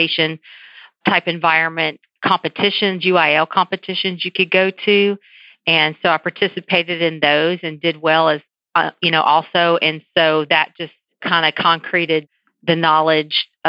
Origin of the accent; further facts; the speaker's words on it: San Antonio, Texas, United States; now in Southeast Texas, United States; I'm from San Antonio